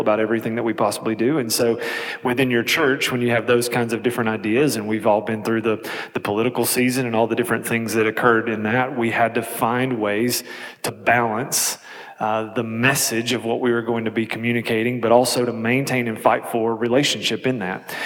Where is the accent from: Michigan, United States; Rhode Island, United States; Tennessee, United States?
Tennessee, United States; Kingsport; I'm from East Tennessee, about four hours east of here, Kingsport